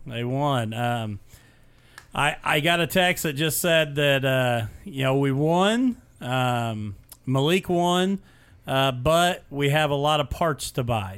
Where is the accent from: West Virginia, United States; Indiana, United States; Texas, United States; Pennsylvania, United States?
Indiana, United States; Mitchell; this is a kid from my hometown and where I graduated high school